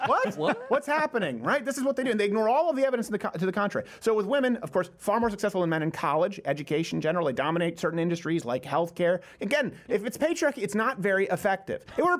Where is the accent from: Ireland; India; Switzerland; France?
Ireland; Look, I'm like, I'm Irish.